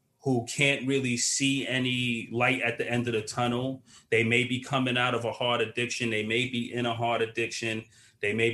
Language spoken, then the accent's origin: English; New York City, New York, United States; also born or lived in Queens, New York; I'm from Brooklyn originally, yeah. But I now currently live in Queens